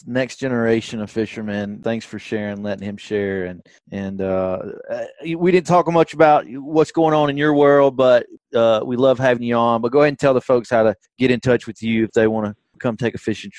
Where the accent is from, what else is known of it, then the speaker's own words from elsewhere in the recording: Tuscaloosa, Alabama, United States; I grew up in Tuscaloosa. My family's from Muscle Shoals